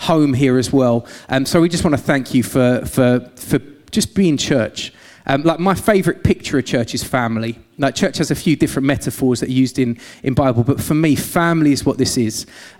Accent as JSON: {"language": "English", "region": "London", "country": "United Kingdom", "also_born_or_lived": "Essex", "accent": "London-Essex mix", "moved": "as an adult", "lives_now": "Gloucester, United Kingdom", "said": "we moved from London, as you can probably tell by the voice, not a Gloucester local. A bit of a weird London-Essex mix"}